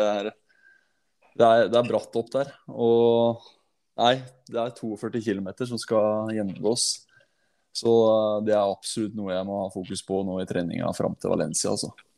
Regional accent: Hallingdal, Buskerud, Norway; moved away; jeg er en hallingdøl som har rota seg ned til byen

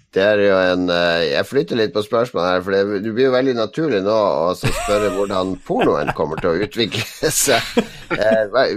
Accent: Northern Norway, Norway; vet jo hva vi sier i Nord-Norge

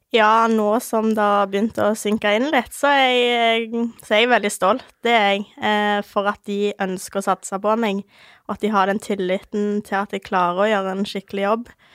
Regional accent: Ålgård, Rogaland, Norway; født og oppvokst på Ålgård. Det er et lite sted ca. 20 minutter fra Stavanger

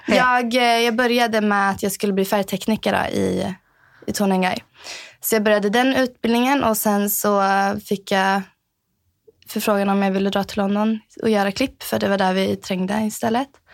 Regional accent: Sweden; moved away as an adult; also born or lived in Trosa, Sweden / Norrköping, Sweden; now in Norway; från Sverige. Uh, bott här i Norge i sex år, inne på mitt sjunde år. Um, kommer från Trosa och Norrköping i Sverige

